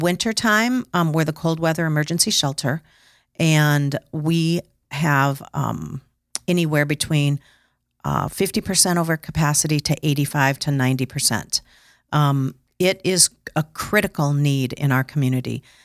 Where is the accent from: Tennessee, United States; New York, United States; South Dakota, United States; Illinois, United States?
South Dakota, United States; Sioux Falls; I am from Sioux Falls.